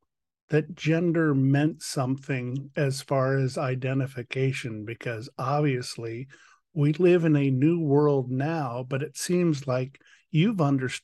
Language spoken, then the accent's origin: English; Washington, District of Columbia, United States; moved away; also born or lived in Seattle; I lived in Seattle for 20 years and was born and raised in Washington, D.C.